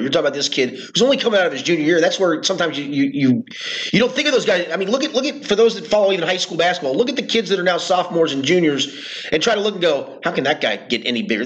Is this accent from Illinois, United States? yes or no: no; Northern Kentucky, United States; We're all from Northern Kentucky